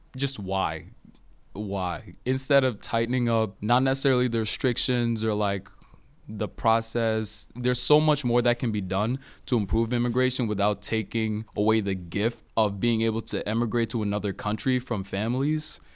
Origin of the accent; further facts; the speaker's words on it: Cameroon; now in United States; I'm natively from Cameroon